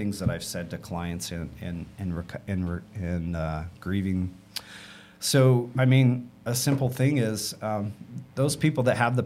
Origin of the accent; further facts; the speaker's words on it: Utah, United States; I grew up in Utah